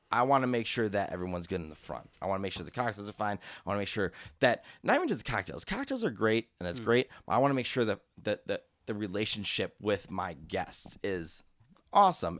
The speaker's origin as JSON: {"language": "English", "town": "Chicago", "region": "Illinois", "country": "United States", "tie": "born or raised there", "said": "Keeler is the street I grew up on on the south side back when I was a kid, and it's Chicago"}